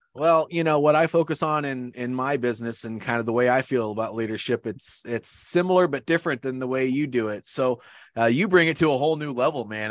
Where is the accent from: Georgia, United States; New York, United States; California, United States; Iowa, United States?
Iowa, United States; moved away as an adult; I grew up in Iowa.